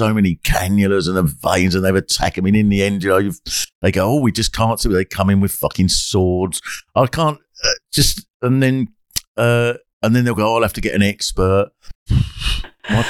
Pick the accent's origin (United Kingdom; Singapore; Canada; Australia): United Kingdom; England; we're English